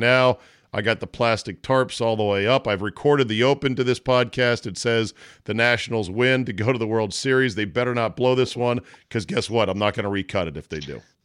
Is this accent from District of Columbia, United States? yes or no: yes; Washington, District of Columbia, United States; Washington D.C., my hometown